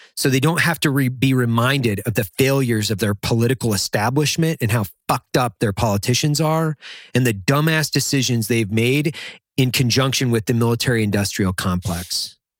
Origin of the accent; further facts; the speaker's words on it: Idaho, United States; I grew up in Idaho in the fucking middle of nowhere